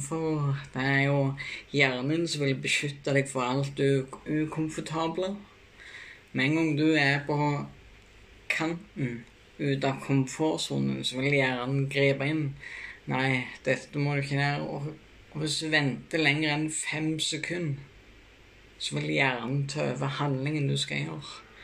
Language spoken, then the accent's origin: Norwegian; Bryne, Rogaland, Norway; moved away; also born or lived in Kristiansand / Notodden; Jeg kommer fra Rossland på Bryne